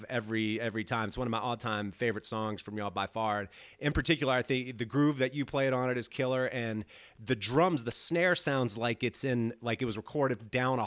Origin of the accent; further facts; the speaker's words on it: Louisiana, United States; moved away as an adult; also born or lived in New Orleans / New York; having lived in Louisiana my whole life prior